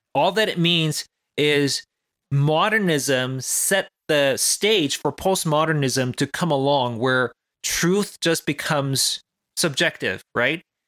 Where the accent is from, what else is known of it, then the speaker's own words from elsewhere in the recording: South Korea; moved away; I grew up in South Korea